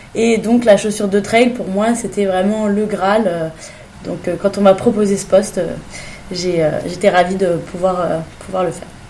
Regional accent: Fontainebleau, Île-de-France, France; also born or lived in Italy; Je viens du, de Fontainebleau, dans le sud de Paris

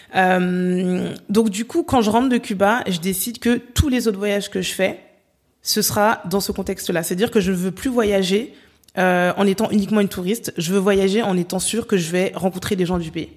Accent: France; je suis née, j'ai grandi en France

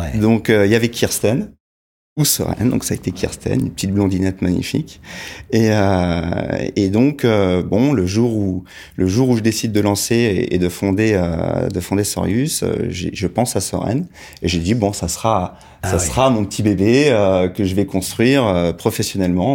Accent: Bondy, Île-de-France, France; j'ai parcouru les petites rues de Bondy où j'ai grandi, à Bondy Nord, dans les quartiers populaires.

